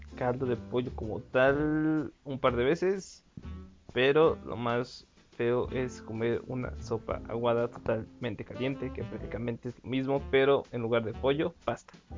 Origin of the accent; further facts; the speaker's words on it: Mexico City, Mexico; Y yo soy del estado de México, pero también me crié en el DF